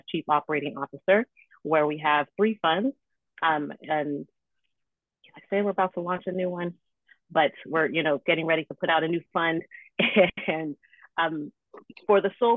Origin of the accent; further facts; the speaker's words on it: Silicon Valley, Bay Area, California, United States; I'm blessed to grow up in Silicon Valley in the Bay Area